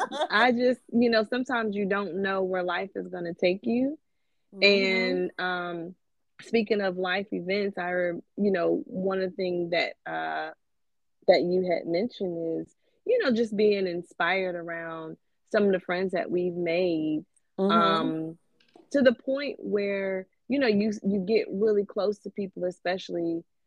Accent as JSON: {"language": "English", "region": "North Carolina", "country": "United States", "lives_now": "Seattle, United States", "said": "Well, because I'm from North Carolina, and North Carolina, Seattle, that's on the other side of the country."}